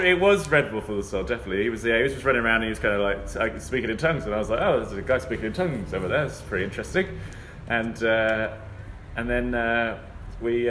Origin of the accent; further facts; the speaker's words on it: United Kingdom; technically we're not from London. We're Southern from England